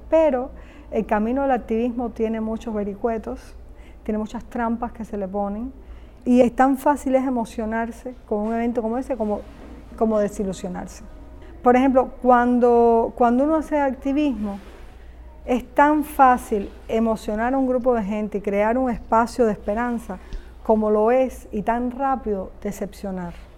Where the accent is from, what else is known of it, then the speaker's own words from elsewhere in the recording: Cuba; nací en Cuba, mi carrera la hice en Cuba, es decir, mi educación artística viene de Cuba